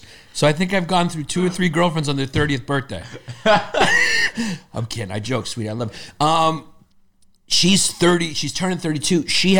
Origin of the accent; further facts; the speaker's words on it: New York City, New York, United States; when we were growing up in Brooklyn